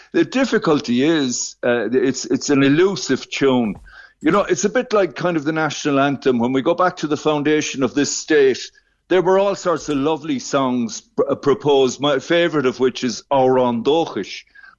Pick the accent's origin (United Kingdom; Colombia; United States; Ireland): Ireland